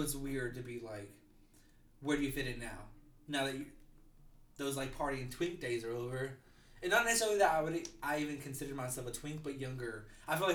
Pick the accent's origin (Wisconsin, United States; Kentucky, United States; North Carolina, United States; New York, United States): North Carolina, United States; Asheville; now in Greensboro, United States; I'm from Asheville, North Carolina, but I live now in Greensboro.